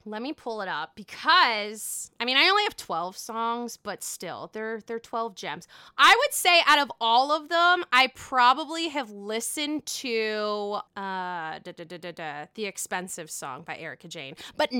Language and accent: English; New York, United States; Well, as a New Yorker, what old school Roni are you referring to, I guess?